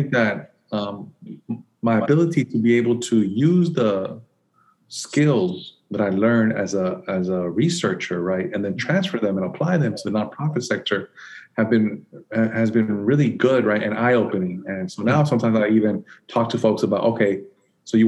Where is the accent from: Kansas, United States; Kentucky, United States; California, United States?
California, United States; San Francisco; moved away as an adult; also born or lived in Nicaragua / Santa Cruz, California / Michigan / Atlanta; now in Birmingham, United States; I was born in Nicaragua, and my family migrated to the United States when I was about 2 years old. I grew up in San Francisco, California, so I consider myself a West Coast kid.